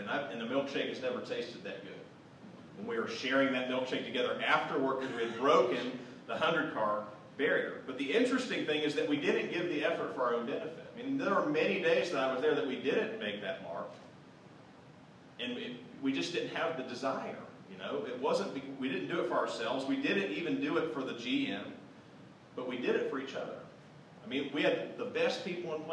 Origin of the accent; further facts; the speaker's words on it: Southwest Ohio, United States; I grew up in Southwest Ohio